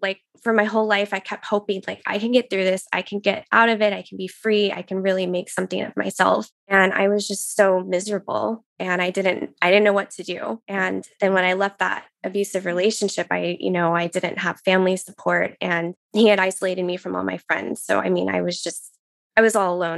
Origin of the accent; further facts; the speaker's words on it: Texas, United States; moved away as an adult; now in Pacific Northwest, United States; I was born in Texas and grew up there, and that's where I got married and my, met my husband